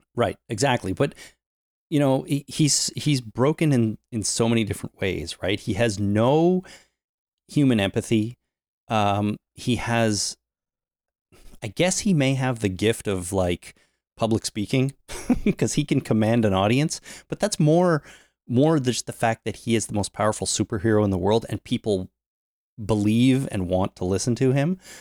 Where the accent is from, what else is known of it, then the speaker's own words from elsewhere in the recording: Toronto, Ontario, Canada; my hometown